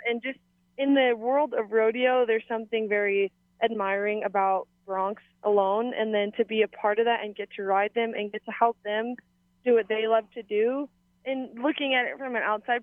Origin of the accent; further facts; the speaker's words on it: Waimānalo, Hawaii, United States; moved away as an adult; also born or lived in Mountain View, Hawaii; now in Wyoming, United States; I grew up roping and running barrels at Kualoa, because I moved to Waimānalo when I was really young